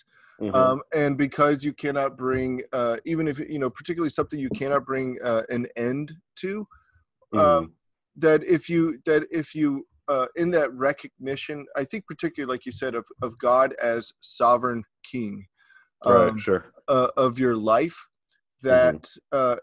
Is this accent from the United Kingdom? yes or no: no; Texas, United States; I'm from Texas